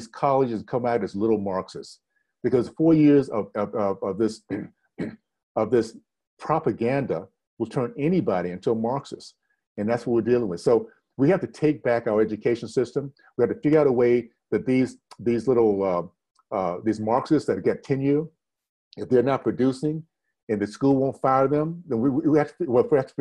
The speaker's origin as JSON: {"language": "English", "region": "Deep South", "country": "United States", "tie": "born or raised there", "said": "growing up in the Deep South"}